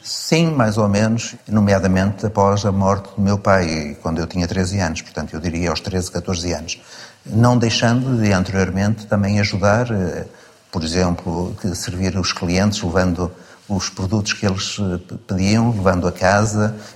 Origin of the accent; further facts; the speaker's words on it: Porto, Norte, Portugal; Vivi e cresci, eh, numa zona relativamente pobre da cidade de Porto, onde nasci